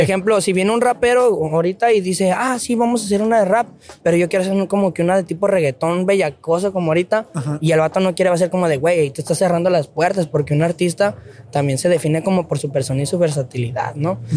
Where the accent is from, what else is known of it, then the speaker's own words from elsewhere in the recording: León, Guanajuato, Mexico; moved away as an adult; now in Tijuana, Mexico; de donde yo vengo, de León, Guanajuato